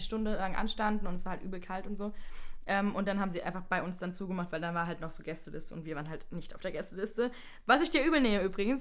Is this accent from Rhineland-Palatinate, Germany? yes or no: yes; Landau, Rhineland-Palatinate, Germany; Ich komme aus Landau